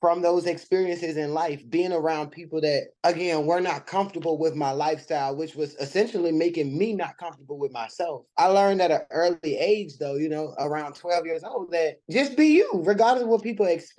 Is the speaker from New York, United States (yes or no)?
no; Richmond, Virginia, United States; I am originally from Richmond, Virginia, born and raised